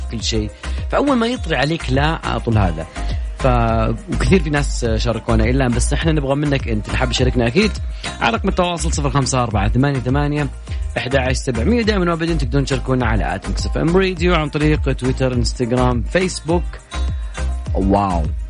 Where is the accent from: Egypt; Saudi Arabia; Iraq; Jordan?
Saudi Arabia; Jeddah, Makkah Province; أنا من جدة